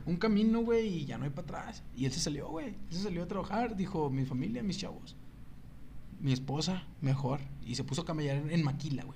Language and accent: Spanish; Ciudad Juárez, Chihuahua, Mexico; ¿de dónde eres? De Juárez